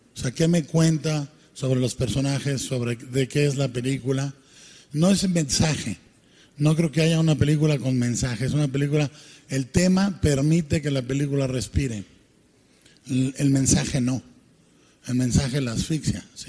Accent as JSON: {"language": "Spanish", "town": "Guadalajara", "region": "Jalisco", "country": "Mexico", "said": "como mexicano"}